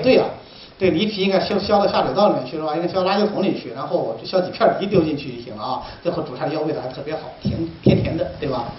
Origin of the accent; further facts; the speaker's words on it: Hubei, China; moved away as an adult; now in Hangzhou, China; 我们湖北人喜欢炖藕汤嘛